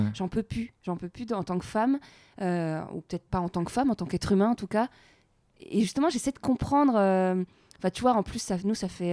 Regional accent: France; en tant que Française

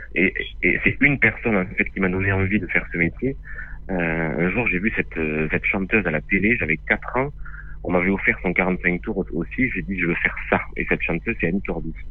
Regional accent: Lot, Occitania, France; On, est originaire du Lot

